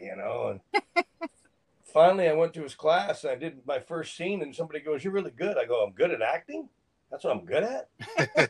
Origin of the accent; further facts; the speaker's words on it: Phoenix, Arizona, United States; I'm from Phoenix. That's where I grew up, actually